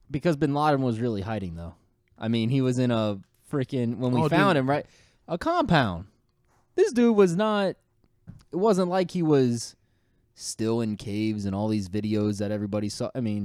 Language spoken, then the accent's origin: English; the North, United States; I don't think I do, but we go down to the South. People know that we're from the North.